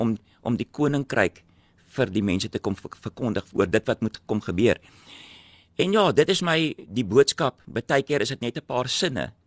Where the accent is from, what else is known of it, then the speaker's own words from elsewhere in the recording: Cape Town, Western Cape, South Africa; also born or lived in Robertson; Ek het groot geword in Epping en julle almal weet waar Epping is, nie Ryterwag nou nie, die ou Epping